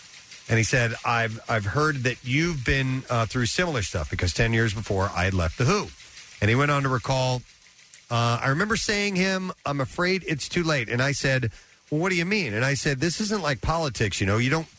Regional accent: London, United Kingdom; And they still live in the same street that I grew up on in England.

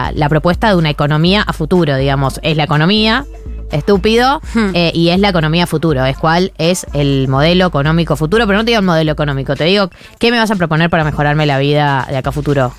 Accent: Argentina; nos definía como argentinos

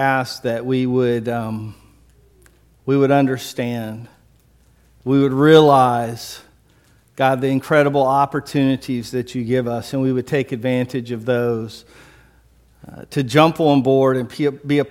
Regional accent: Biloxi, Mississippi, United States; I grew up in Biloxi, didn't grow up in North Mississippi. Grew up a coast fella

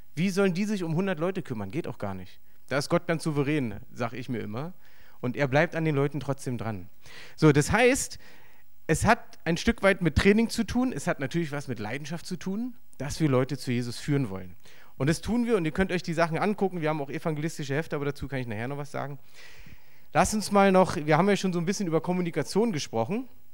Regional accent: Berlin, Germany; accent: Berlinerisch; ich bin im Osten aufgewachsen

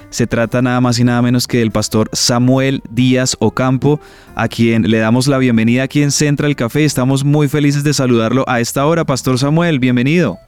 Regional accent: Colombia; como colombianos

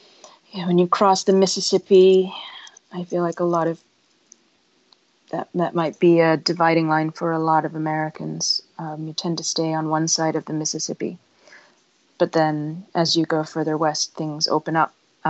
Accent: Beijing, China; moved away as an adult; also born or lived in Hong Kong; now in United States; I was born here, but I didn't grow up in the U.S. I grew up in Beijing and Hong Kong. So I came back for college and I didn't really have a very good understanding of the nation that I'm from

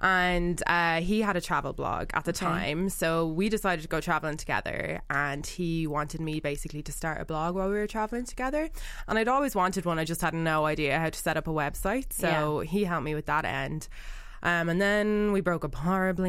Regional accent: Dublin, Leinster, Ireland; also born or lived in New Zealand / Devon, England; So I've lived in Dublin since I was three, but I go back every so often to New Zealand. And I have dual citizenship, so I have both passports.

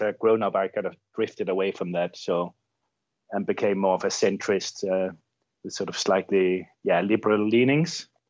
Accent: Denmark; moved away as an adult; now in Chile; I grew up in Denmark, um, I've lived most of my adult life in Chile.

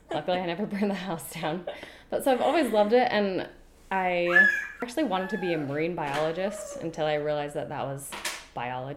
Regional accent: south of Provo and Springville, Utah, United States; so I grew up in Utah, mostly. I grew up kind of south of Provo and Springville and lived there for most of my life.

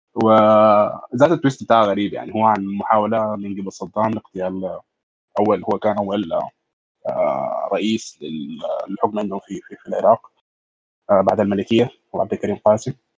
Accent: Sudan; عندنا في السودان

